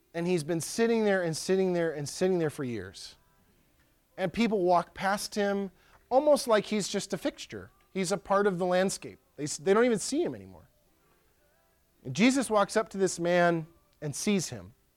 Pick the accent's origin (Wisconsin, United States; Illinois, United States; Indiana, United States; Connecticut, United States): Wisconsin, United States; Pierce County; born or raised there